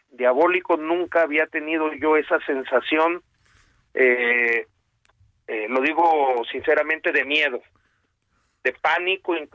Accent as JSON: {"language": "Spanish", "region": "Baja California Sur", "country": "Mexico", "said": "Una furia que yo soy de Baja California Sur, nunca había visto."}